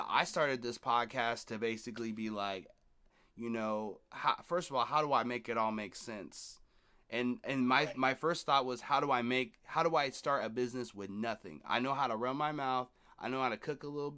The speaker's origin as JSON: {"language": "English", "town": "Seattle", "region": "Washington", "country": "United States", "tie": "born or raised there", "said": "I grew up in Seattle"}